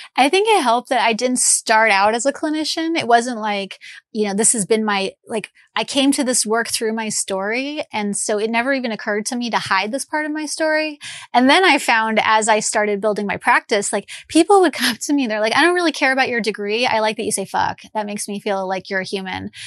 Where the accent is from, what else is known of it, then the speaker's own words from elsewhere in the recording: Long Island, New York, United States; moved away as an adult; also born or lived in Midwest; I grew up in New York, and I was like a Long Island Jewish girl